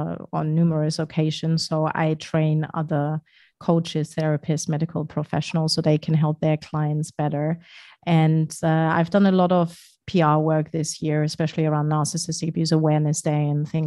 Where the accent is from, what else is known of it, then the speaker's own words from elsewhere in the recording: Germany; moved away as an adult; I'm German, very badly so, because my German isn't very great.